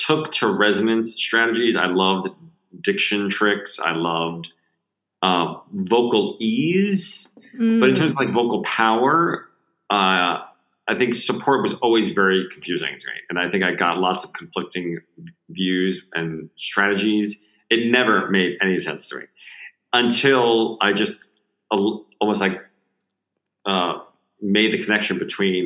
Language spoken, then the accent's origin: English; New Jersey, United States; you move that same body to Jersey, New Jersey, in the States